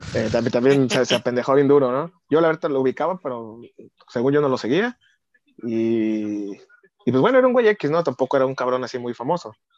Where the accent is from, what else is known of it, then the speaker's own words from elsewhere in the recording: Tepic, Nayarit, Mexico; yo siempre he dicho soy de Tepic